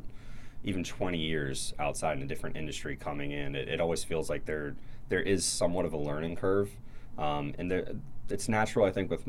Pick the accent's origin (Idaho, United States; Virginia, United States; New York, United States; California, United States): Virginia, United States; Alexandria; I grew up in Alexandria, Virginia, right across the water